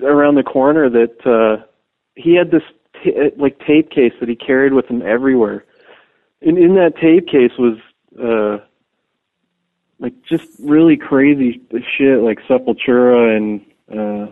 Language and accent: English; Hamilton, Ontario, Canada; I was born in Hamilton